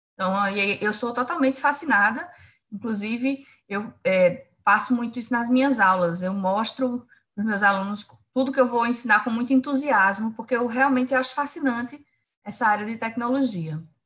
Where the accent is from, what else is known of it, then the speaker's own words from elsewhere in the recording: Campina Grande, Paraíba, Brazil; moved away as an adult; now in João Pessoa, Brazil; eu sou de Campina Grande, na Paraíba